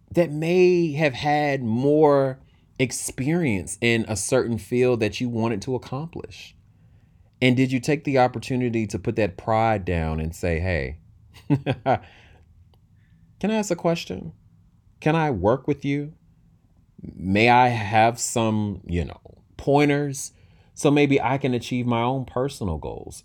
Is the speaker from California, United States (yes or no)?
no; Durham, North Carolina, United States; from my hometown. Shout out to Bull City from Durham, North Carolina.